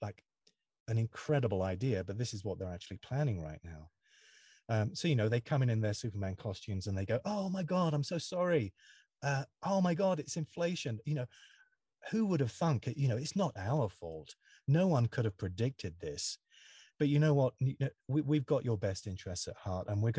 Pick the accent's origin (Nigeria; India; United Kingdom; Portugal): United Kingdom; now in United States; I live in the USA, even though I'm British